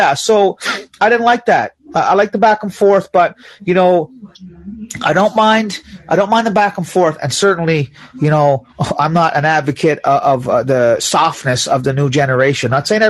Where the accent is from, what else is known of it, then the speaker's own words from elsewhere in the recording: United States; I was born in the States.